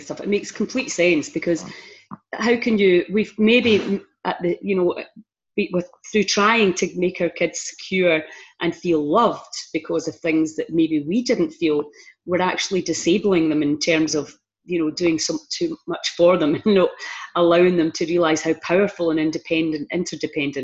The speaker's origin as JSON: {"language": "English", "area": "Argyll", "region": "Scotland", "country": "United Kingdom", "said": "we're from Argyll and we have a big, strong community network still to this day"}